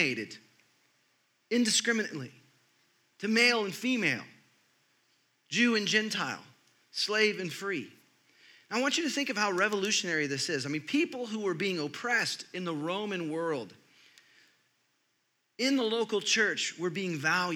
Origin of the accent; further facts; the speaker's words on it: Texas, United States; I grew up in Texas